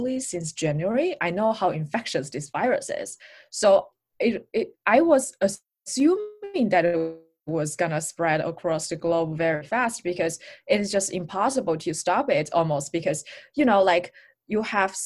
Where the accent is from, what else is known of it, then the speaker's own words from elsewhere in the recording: Wuhan, Hubei, China; moved away; I am from Wuhan. I grew up there and all my families are still there.